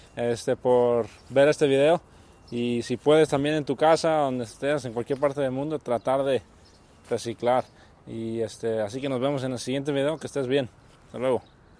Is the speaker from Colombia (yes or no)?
no; Nayarit, Mexico; now in Oregon, United States; de Nayarit, de donde soy yo